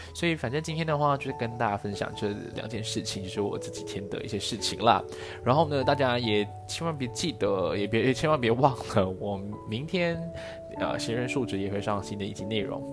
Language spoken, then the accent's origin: Chinese; Malaysia; 我们身为马来西亚人，三语还是一个比，比较是一个日常生活我们还是有需要的